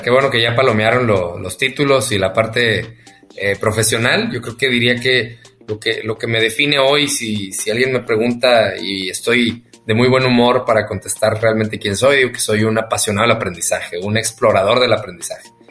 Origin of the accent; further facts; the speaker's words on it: northern Mexico, Mexico; accent: norteño, golpeado; Soy norteño, hablo así golpeado.